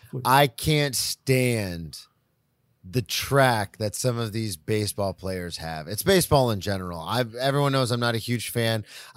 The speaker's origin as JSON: {"language": "English", "region": "the South", "country": "United States", "tie": "born or raised there", "said": "but I grew up in the South, so I played football."}